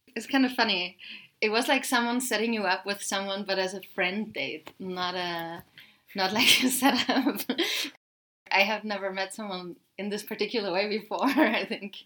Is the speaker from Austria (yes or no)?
yes; Austria; growing up in Austria